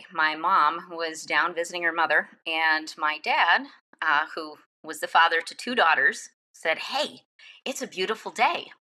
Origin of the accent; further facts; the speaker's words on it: Michigan, United States; I grew up in Michigan.